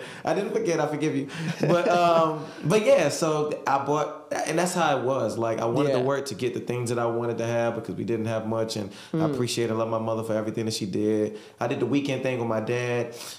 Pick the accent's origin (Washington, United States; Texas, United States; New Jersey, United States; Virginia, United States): Virginia, United States; Hampton; I grew up in the Hampton, Virginia, 757, you know, we out here. Grew up out there, I'm the middle child of three.